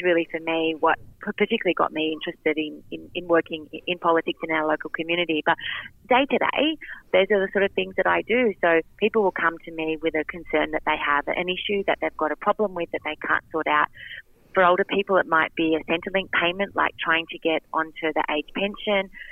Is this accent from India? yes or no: no; Wyong, New South Wales, Australia; I grew up in Wyong